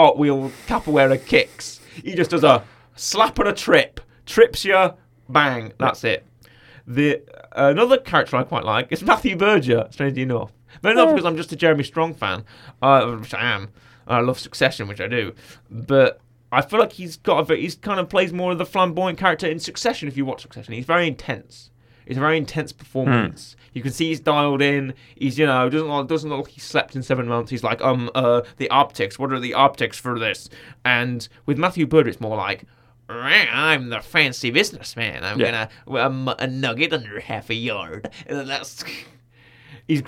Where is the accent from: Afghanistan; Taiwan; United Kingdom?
United Kingdom; as we call them in the UK